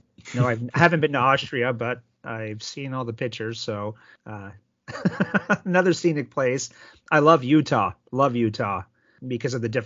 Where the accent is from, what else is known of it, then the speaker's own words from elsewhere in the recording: Sault Ste. Marie, Ontario, Canada; now in Phoenix, United States; me growing up in Sault Ste. Marie, Ontario, Canada